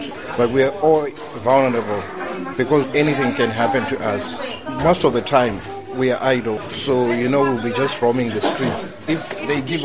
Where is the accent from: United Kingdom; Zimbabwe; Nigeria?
Zimbabwe; moved away as an adult; now in Ireland; I'm from Zimbabwe. I arrived in Ireland on Monday